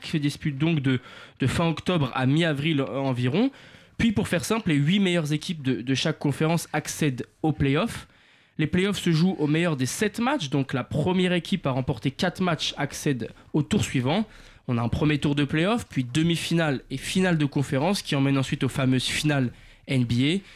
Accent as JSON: {"language": "French", "country": "France", "said": "chez nous en France"}